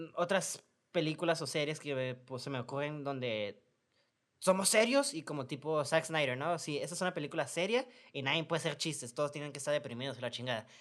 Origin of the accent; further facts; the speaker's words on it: Mexico; somos mexicanos